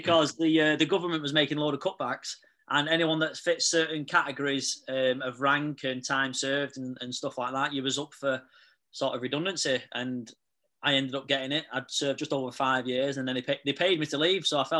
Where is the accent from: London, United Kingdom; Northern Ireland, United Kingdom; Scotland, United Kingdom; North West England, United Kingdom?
North West England, United Kingdom; Manchester; So I'm 31 from Manchester.